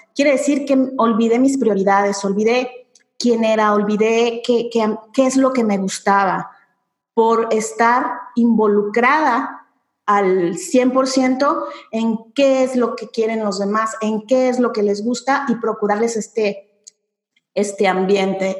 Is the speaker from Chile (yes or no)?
no; Mexico; yo soy mexicana efectivamente